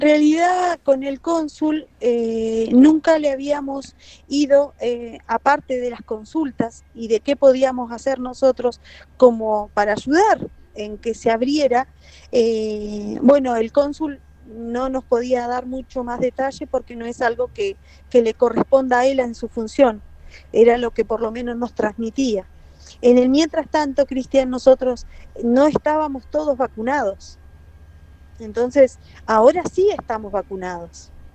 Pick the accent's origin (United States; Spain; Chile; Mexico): Chile; now in San Carlos de Bariloche, Argentina; nosotros somos chilenos